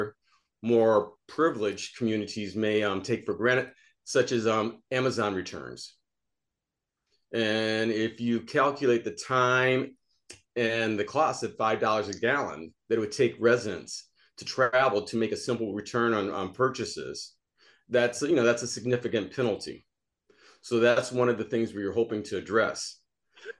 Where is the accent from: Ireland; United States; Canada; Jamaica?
United States; Chicago, Illinois; also born or lived in Beverly, Chicago; I'm originally from Chatham. I grew up on 82nd Indiana, about a half a mile from where the store is located right now